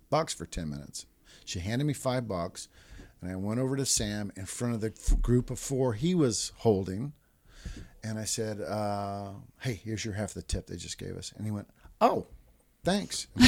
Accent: Japan; And I was raised in Japan, so I knew about a lot about.

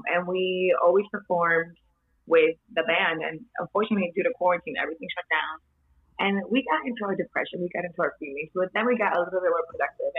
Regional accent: New York City, New York, United States; also born or lived in Dominican Republic; I'm Dominican. I was born and partly raised there. Most of my life I spent it here in Washington Heights.

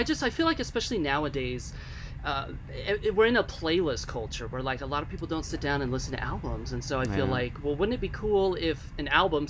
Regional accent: Gainesville, Florida, United States; also born or lived in Miami / Tampa / Orlando / Chicago; now in Nashville, United States; I grew up in Gainesville, and then I lived in Miami and Tampa and Orlando, Chicago for a little while, and I settled on Nashville about 10 years ago.

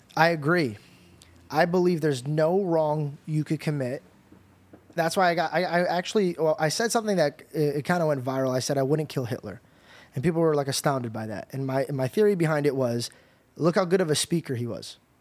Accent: United States; as an American

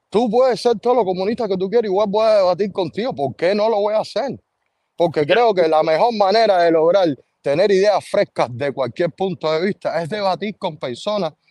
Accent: Cuba; los que más enfatizamos en confundirla de esa manera somos los cubanos

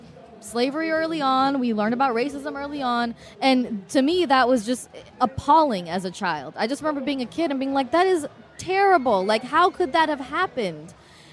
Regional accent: Oakland, California, United States; I grew up in Oakland.

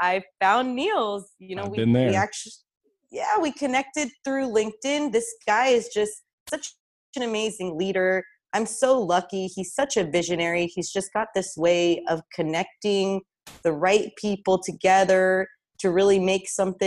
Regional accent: Russia; also born or lived in Tucson, Arizona, United States; now in United States; I was born in Russia and we actually immigrated to Tucson, Arizona, out of all places.

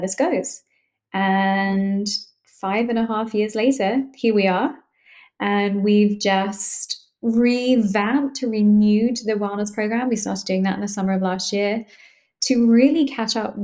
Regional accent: London, United Kingdom; moved away as an adult; now in Boston, United States; I'm originally from London, but I've lived in Boston for the last 9.5 years.

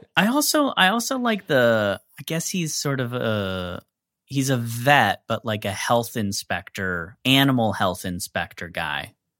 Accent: United States; I'm from the East Coast Midwest

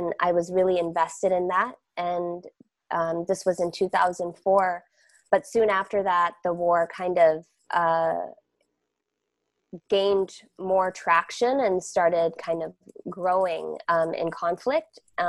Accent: Malaysia; born there; moved away; also born or lived in Canada / United States; I was born in Malaysia and came to Turtle Island, Canada, and the US, and spent my time in both of those countries.

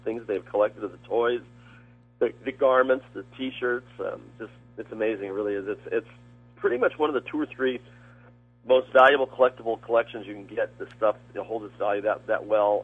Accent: Los Angeles, California, United States; now in Gardena, United States; in the '60s, growing up in Hollywood

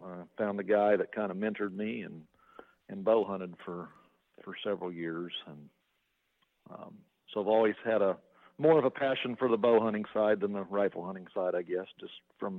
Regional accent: Kansas, United States; And in Kansas, so I grew up in Kansas.

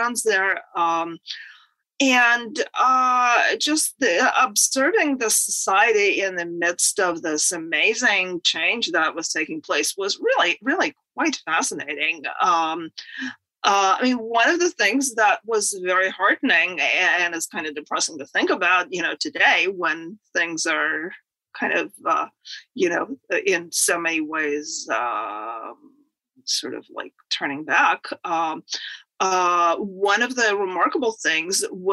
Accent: Moscow, Russia; moved away as an adult; now in United States; I was born in the Soviet Union in Moscow.

